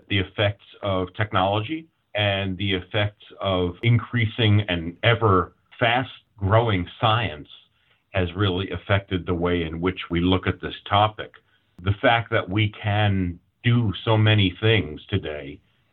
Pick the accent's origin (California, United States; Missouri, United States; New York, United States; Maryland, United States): New York, United States; New York City; I was raised a Jew in the Bronx